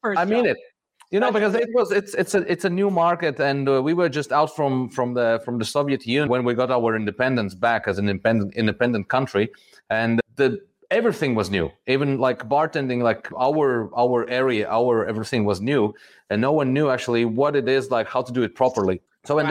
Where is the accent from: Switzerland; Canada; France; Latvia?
Latvia; Riga; I'm from Riga, from Latvia, born here, grew up here.